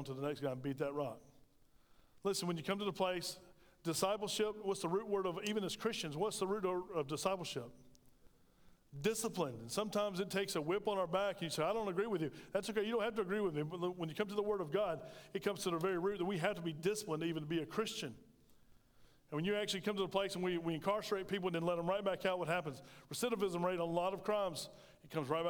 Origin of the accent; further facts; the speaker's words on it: United States; we as Americans